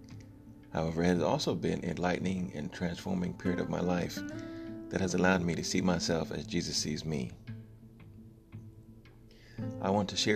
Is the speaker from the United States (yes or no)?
yes; Texas, United States; born there; I was born in Texas, but my father was in the Army, so we moved around quite a bit.